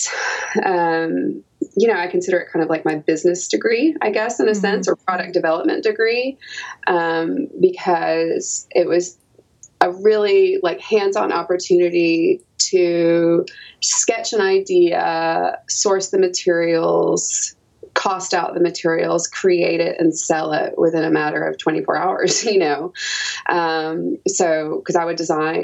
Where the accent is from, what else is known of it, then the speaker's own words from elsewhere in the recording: Knoxville, Tennessee, United States; I grew up in Knoxville, Tennessee, where I was attending the University